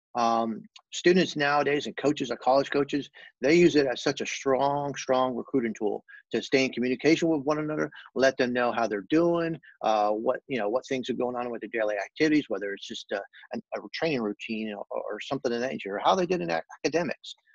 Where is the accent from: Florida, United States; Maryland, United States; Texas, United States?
Florida, United States; Fort Lauderdale; also born or lived in New Orleans, Louisiana; I was born in New Orleans, uh, raised in uh, Louisiana for a short time uh, with my family. Um, very strong roots, uh, Cajun background. Uh, love food, love fishing, all that good stuff that comes with that. Um, and moved to Fort Lauderdale during my grade school years